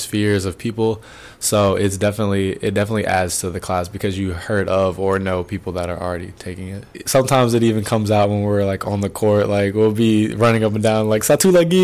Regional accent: Charlotte, North Carolina, United States; moved away as an adult; now in New Haven, United States; from Charlotte, North Carolina

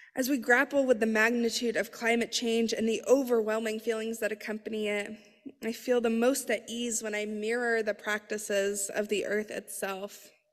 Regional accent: Colorado, United States; now in Philadelphia, United States; I was born in Colorado

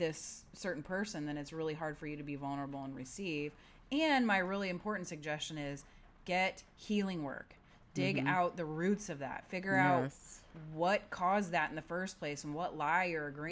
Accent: Midwest, United States; now in San Diego, United States; I grew up in the Midwest

